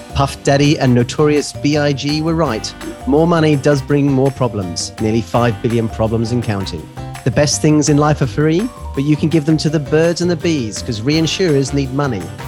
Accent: New Zealand; accent: New Zealand; my New Zealand accent

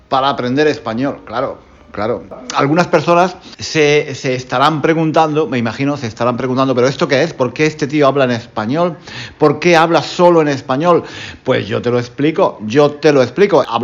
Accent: Spain; como soy español y, soy, y enseño español, pues hablo en español.

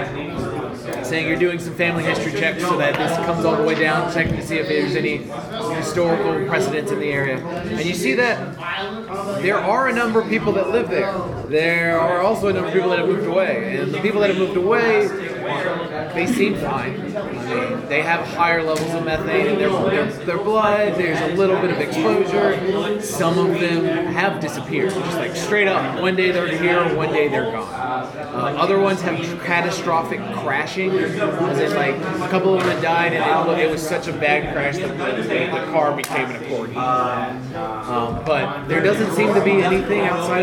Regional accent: Savannah, Georgia, United States; I'm actually from Savannah

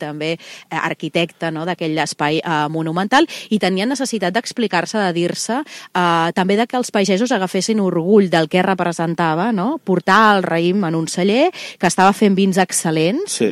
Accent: Reus, Catalonia, Spain; jo sóc una reusenca molt enamorada de Tarragona

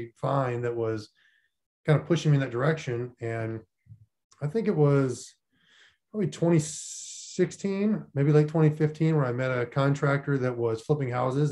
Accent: Minot, North Dakota, United States; moved away as an adult; also born or lived in Florida Panhandle; I grew up in Minot, North Dakota, which is pretty much the middle of nowhere, south of Canada

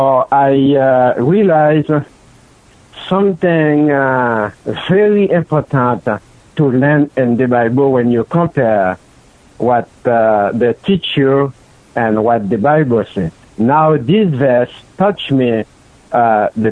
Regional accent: Haiti; I was born in Haiti, in the south side of Haiti. And then when I was a kid, I used to go to church with my parents

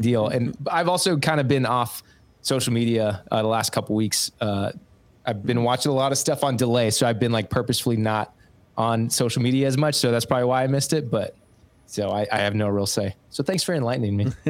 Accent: Kansas, United States; now in St. Louis, United States; I grew up in Kansas

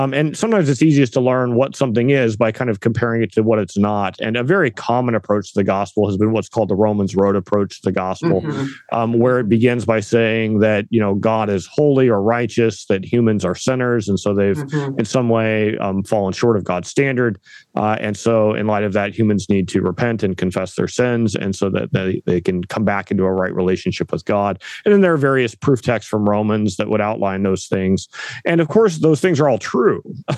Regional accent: Northern California, United States; moved away; We're from the West Coast originally, my wife and I both. My wife from Portland, myself from Northern California, but kind of way up in the sticks in the mountains

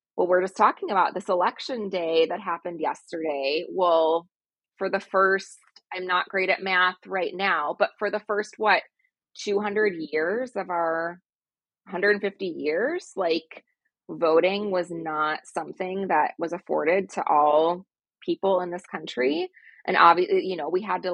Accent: United States; growing up in American school systems

